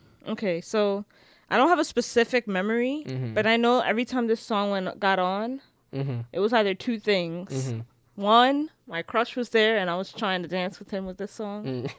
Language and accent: English; New York, United States; we're both from New York.